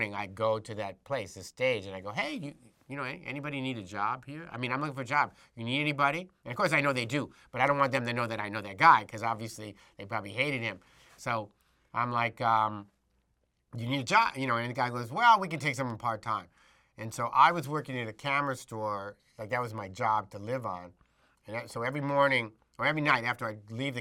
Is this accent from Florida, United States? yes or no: no; Detroit, Michigan, United States; moved away as an adult; also born or lived in New York; I was born in Detroit